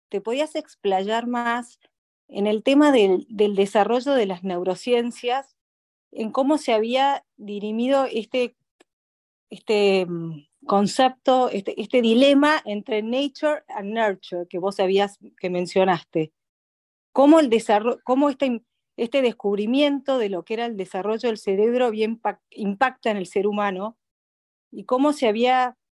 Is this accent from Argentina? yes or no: yes; Argentina; Soy de Argentina.